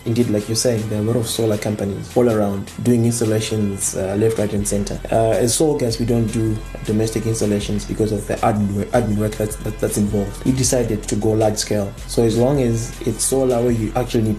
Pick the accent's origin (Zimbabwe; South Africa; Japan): Zimbabwe